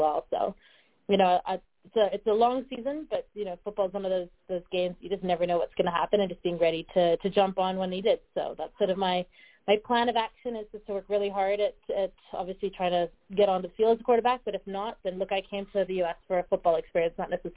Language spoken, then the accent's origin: English; Canada; also born or lived in Australia; now in Denver, United States; being Canadian, like, I've grown up eating sort of Canadian